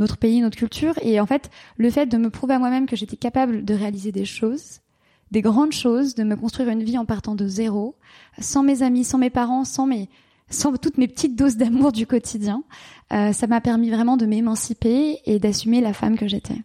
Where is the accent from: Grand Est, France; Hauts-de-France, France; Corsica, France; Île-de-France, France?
Île-de-France, France; Paris; moved away as an adult; also born or lived in London; à 22 ans, je suis partie, j'ai quitté la France, j'ai quitté Paris, j'ai quitté mes amis, et je suis partie m'installer à Londres